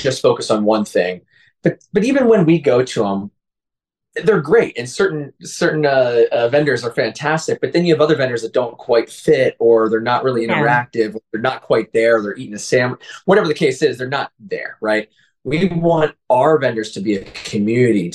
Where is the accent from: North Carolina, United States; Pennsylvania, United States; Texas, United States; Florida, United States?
Pennsylvania, United States; near Allentown; moved away; I'm originally from Pennsylvania